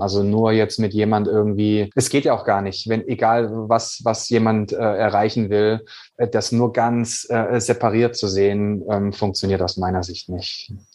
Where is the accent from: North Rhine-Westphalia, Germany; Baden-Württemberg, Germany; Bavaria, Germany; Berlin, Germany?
Baden-Württemberg, Germany; Swabia; ich bin ja ein gebürtiger Schwabe